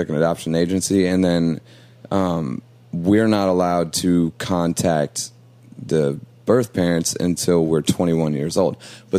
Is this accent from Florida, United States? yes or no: no; Chicago, Illinois, United States; also born or lived in Waukegan, Illinois; originally, I'm from Chicago.